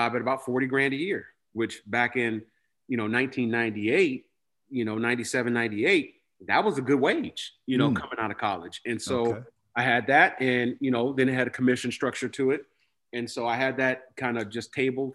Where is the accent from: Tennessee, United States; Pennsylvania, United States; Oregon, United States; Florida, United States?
Oregon, United States; Portland; this little small, you know, community that I grew up in Northeast Portland